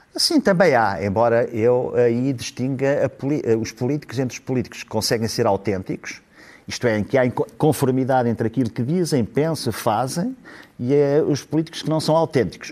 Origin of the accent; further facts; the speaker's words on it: Ílhavo, Aveiro District, Portugal; o …, que, que eu admirava muito, é, era meu conterrâneo